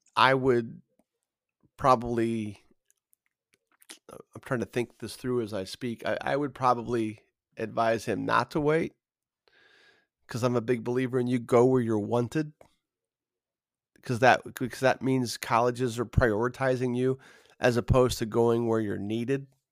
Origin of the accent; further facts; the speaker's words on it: Carmel, Indiana, United States; a kid growing up in Carmel